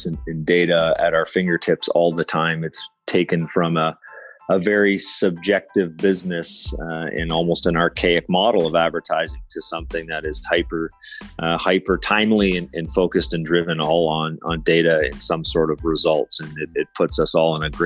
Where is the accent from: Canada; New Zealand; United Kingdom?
Canada; I'm Canadian